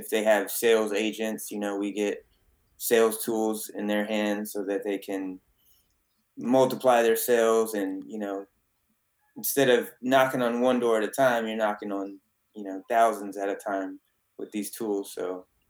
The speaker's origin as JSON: {"language": "English", "town": "San Antonio", "region": "Texas", "country": "United States", "tie": "born or raised there", "said": "I was born in San Antonio, Texas"}